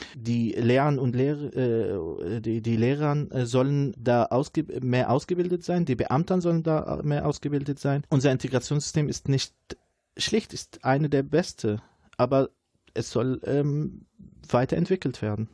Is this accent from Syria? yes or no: yes; Syria; German is a second language; moved away as an adult; now in Dortmund, Germany; In meinem Heimatland